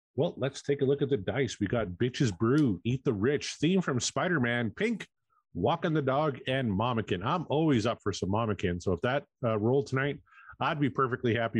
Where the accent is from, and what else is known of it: Canada